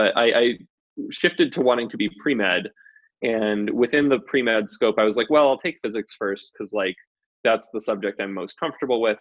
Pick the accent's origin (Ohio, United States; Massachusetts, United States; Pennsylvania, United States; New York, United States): Massachusetts, United States; moved away as an adult; also born or lived in Maine; now in Boulder, United States; I'm from Massachusetts, which was also I grew up in a very liberal setting.